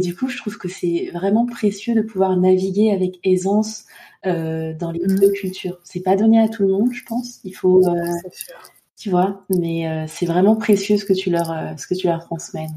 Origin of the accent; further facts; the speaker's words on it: Côte d’Ivoire; moved away; also born or lived in Île-de-France; j'ai grandi euh, en Côte d'Ivoire